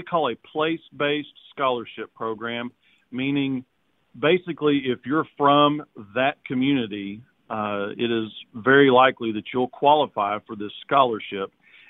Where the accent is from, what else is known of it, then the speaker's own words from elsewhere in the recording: Walnut Ridge, Arkansas, United States; now in Arkadelphia, United States; Walnut Ridge, Arkansas, a rice, soybean, cotton growing community up in northeast Arkansas as my hometown. I've been in Arkadelphia for about 20 years now, town of about 10,000.